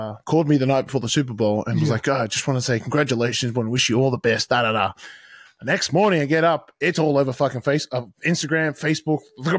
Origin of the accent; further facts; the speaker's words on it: Australia; also born or lived in New Zealand; I'm a Kiwi.